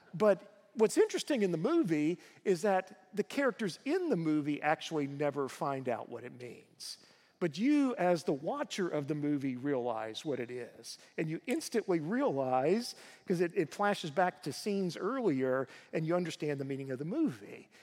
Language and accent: English; United States; As American Christians